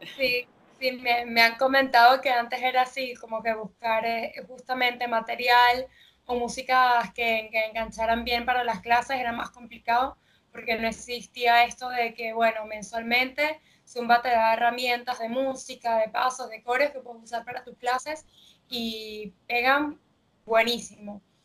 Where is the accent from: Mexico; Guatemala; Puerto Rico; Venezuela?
Venezuela; now in Argentina; yo soy de Venezuela y cuando me mudé aquí a Argentina